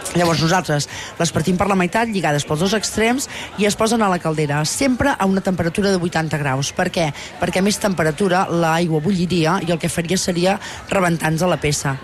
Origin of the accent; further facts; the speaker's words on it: Tona, Catalonia, Spain; jo sóc de Tona, sóc de la comarca d'Osona